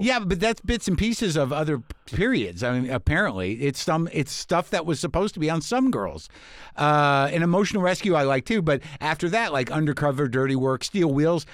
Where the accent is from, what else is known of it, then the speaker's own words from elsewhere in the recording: Albuquerque, New Mexico, United States; moved away as an adult; also born or lived in Boston / New York City; I grew up in New Mexico in Albuquerque